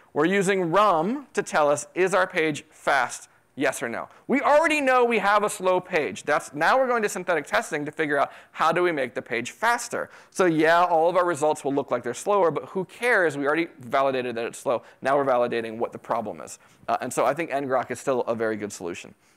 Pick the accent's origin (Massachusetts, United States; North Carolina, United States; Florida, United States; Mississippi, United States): Florida, United States; also born or lived in New York City; now in Texas, United States; I grew up in Florida